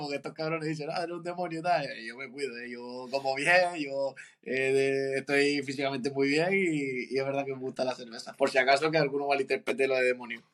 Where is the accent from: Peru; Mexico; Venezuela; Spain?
Spain; Canary Islands; now in Cádiz, Spain; una virtud que tengo como canario